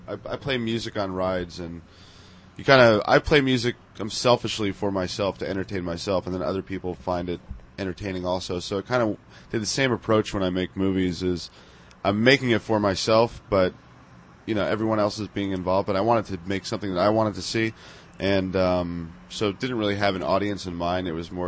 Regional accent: Napa Valley, California, United States; when I grew up in Napa Valley

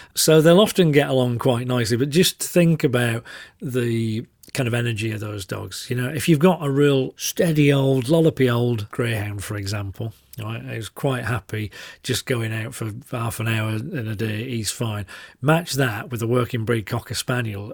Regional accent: Yorkshire and the Humber, United Kingdom; I'm a Yorkshireman

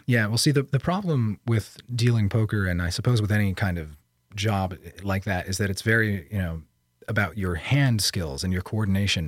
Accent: Bangor, Pennsylvania, United States; I was born in 1989 in Bangor, Pennsylvania

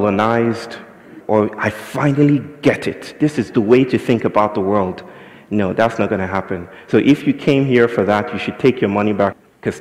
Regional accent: Nigeria; I'm from Nigeria

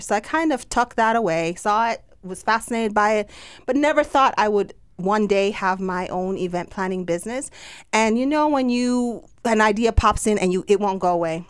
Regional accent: Jamaica; accent: Jamaican; my Jamaican accent.

